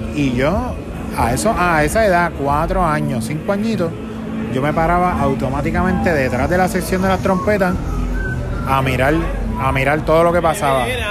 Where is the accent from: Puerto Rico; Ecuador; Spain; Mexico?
Puerto Rico; Bayamón; yo soy de Bayamón, estudié también en la escuela Bayamón Militar y Academy, la academia de Bayamón